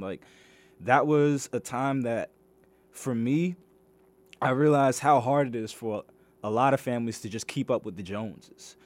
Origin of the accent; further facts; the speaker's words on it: Greenbelt, Maryland, United States; I grew up in Greenbelt, Maryland